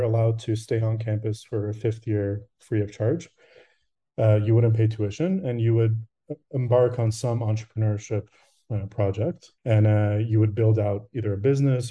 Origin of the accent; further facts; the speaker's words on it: Canada; also born or lived in Rochester, United States; I'm from Canada, but I did go to school in the US for a bit